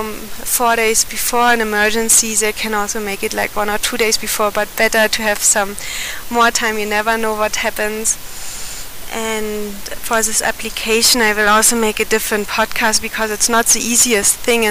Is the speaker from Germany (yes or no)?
yes; Germany; moved away as an adult; now in India; from Germany and have been living in India since 2009